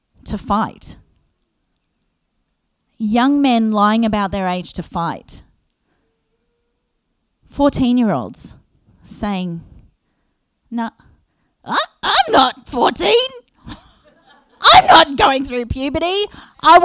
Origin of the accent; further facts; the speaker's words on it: Australia; being an Aussie